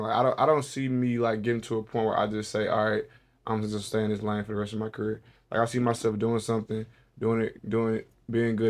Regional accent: Memphis, Tennessee, United States; I'm from Whitehaven

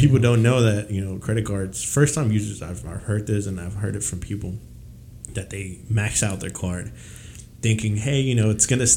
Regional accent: Mexico City, Mexico; moved away; I was born and raised in Mexico

